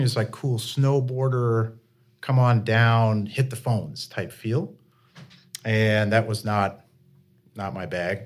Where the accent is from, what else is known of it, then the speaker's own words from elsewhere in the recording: Vermont, United States; also born or lived in Jacksonville, Florida; I'm a Vermonter, uh, born and raised